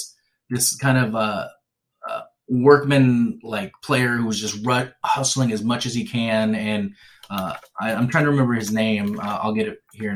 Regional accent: Seattle, Washington, United States; I was from Seattle

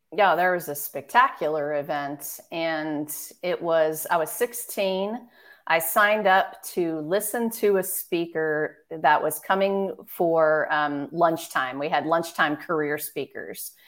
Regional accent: Marin County, California, United States; moved away as an adult; also born or lived in San Francisco, California / Washington, D.C. / East Coast; San Francisco, California, and I grew up in Marin County. So born in the city, but we grew up in Marin

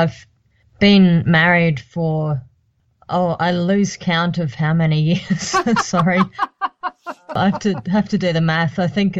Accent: Brisbane, Queensland, Australia; I grew up in Brisbane and I've had all of my care at the Prince Charles Hospital.

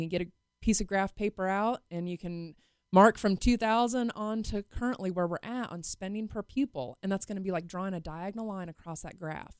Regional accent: Wichita, Kansas, United States; I'm born and raised in Wichita.

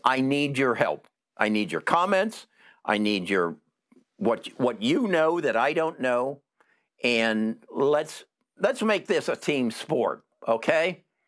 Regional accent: Alabama, United States; I'm from Alabama

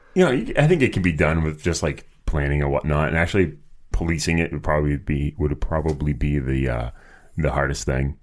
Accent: Boston, Massachusetts, United States; they're my hometown team

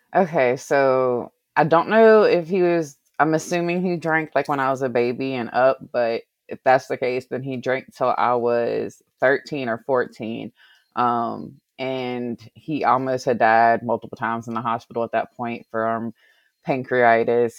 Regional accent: Covington, Virginia, United States; I grew up in a small little small little town called, um, Covington in Allegheny County in Virginia

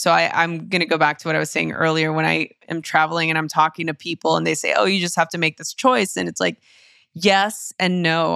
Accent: Los Angeles, California, United States; I grew up in East Los Angeles in the early nineties

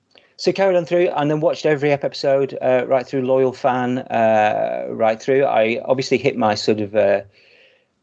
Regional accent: Blackpool, North West England, United Kingdom; I grew up in Blackpool

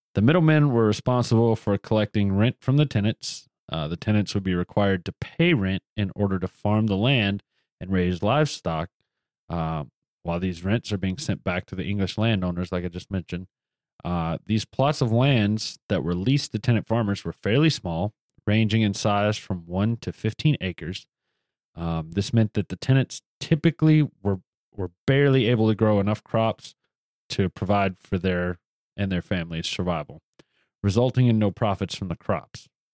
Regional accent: the South, United States; I come from the South

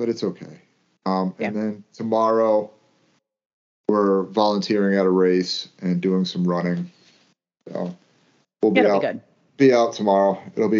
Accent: United States; being American

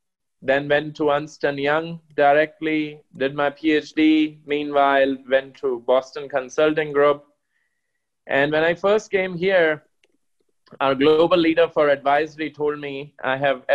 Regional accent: India; moved away; also born or lived in Germany; I come from India. I grew up in probably the largest nuclear field in Asia, in a township where my dad worked in the Department of Atomic Energy

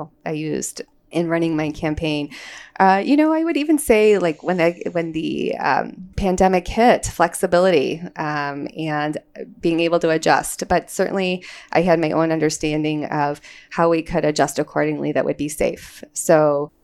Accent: Chicago, Illinois, United States; now in Libertyville, United States; So Chicago is my hometown

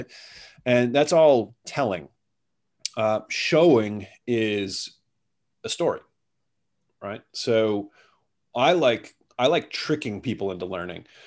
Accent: United States; now in Singapore; I'm an American

